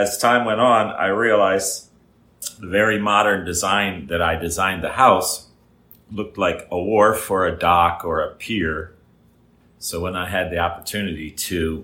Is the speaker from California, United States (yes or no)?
no; Philadelphia, Pennsylvania, United States; moved away as an adult; also born or lived in Doylestown, Pennsylvania / Chalfont, Pennsylvania; now in Isla Mujeres, Mexico; I'm from the Philadelphia area. I lived in a suburb north of Philly called Doylestown and Chalfont, which was a neighboring town